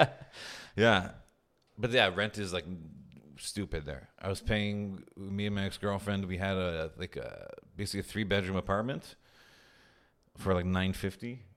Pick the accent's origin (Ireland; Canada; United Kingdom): Canada; Montreal, Quebec; moved away as an adult; now in Toronto, Canada; I'm from Montreal.